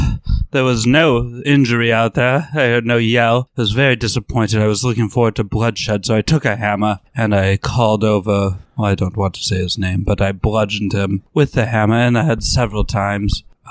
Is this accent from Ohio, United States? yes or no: no; Montana, United States; Americans, even though I'm from Montana, call it propaganda